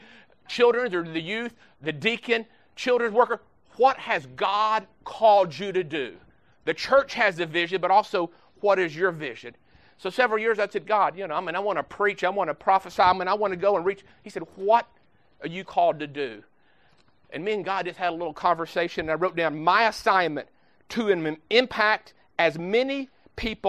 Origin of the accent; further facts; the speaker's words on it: Baltimore, Ohio, United States; I'm from Baltimore, Ohio, just right outside of Pickerington.